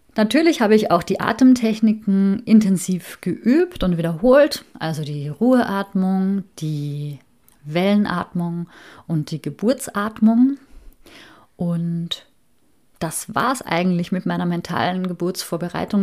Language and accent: German; Austria; moved away as an adult; also born or lived in Hamburg, Germany; bin ich mit meiner Familie wieder zurück in meine alte Heimat nach Österreich gezogen